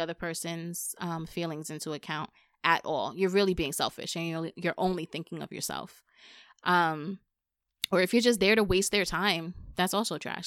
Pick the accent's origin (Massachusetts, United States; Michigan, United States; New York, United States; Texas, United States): New York, United States; I'm from New York